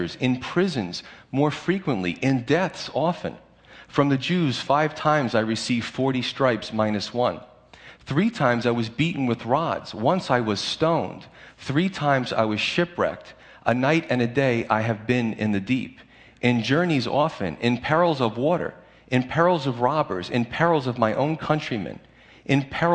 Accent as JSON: {"language": "English", "country": "United States", "said": "as American Christians"}